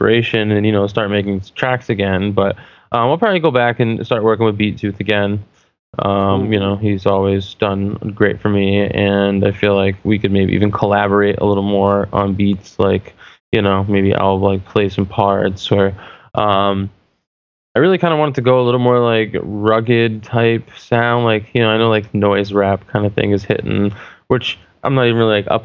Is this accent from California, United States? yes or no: no; New Hampshire, United States; I'm from New Hampshire.